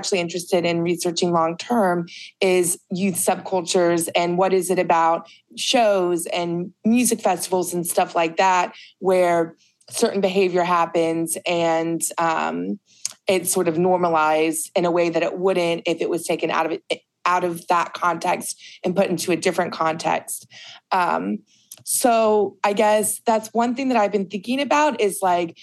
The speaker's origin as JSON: {"language": "English", "region": "Ohio", "country": "United States", "said": "I'm from Ohio, but I never lived in that city"}